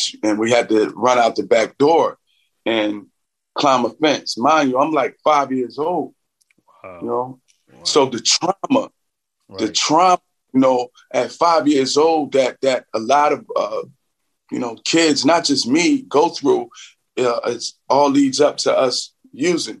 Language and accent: English; Philadelphia, Pennsylvania, United States; I grew up in West Philly